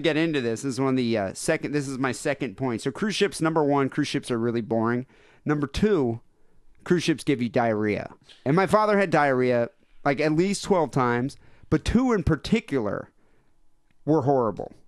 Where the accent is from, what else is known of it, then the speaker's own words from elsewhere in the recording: United States; I'm American